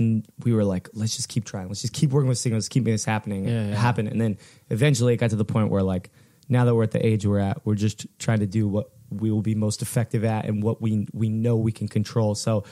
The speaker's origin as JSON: {"language": "English", "town": "Fullerton", "region": "California", "country": "United States", "tie": "born or raised there", "said": "So it's really weird because we grew up in Fullerton"}